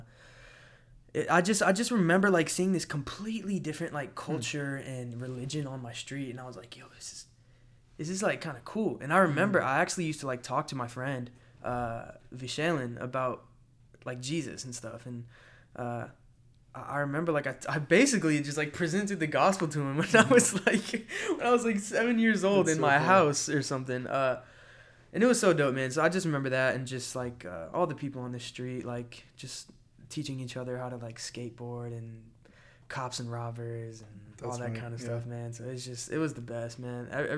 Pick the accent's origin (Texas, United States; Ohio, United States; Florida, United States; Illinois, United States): Florida, United States; also born or lived in Atlanta, United States; Man, for me, so I was born in Atlanta, Georgia, but then I moved to Florida when I was like really young. And so I'm a Florida boy.